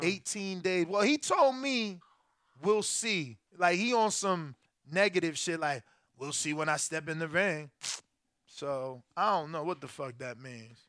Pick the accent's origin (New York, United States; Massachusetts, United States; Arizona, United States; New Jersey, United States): New Jersey, United States; Newark; also born or lived in Elizabeth, New Jersey; I'm definitely from North Nork, over where the poppies be.